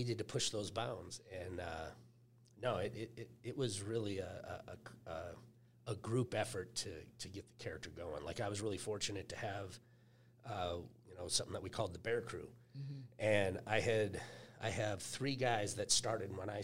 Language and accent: English; East Grand Forks, Minnesota, United States; moved away; I was a farm boy up in a little town up in East Grand Forks, Minnesota. Literally just growing up with older brothers and sisters